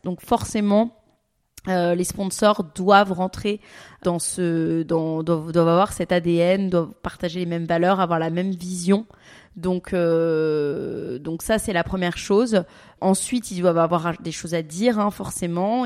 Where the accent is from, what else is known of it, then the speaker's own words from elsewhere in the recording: Paris, Île-de-France, France; moved away; also born or lived in Dubai; je suis parisienne de base, donc je suis habituée aux petits espaces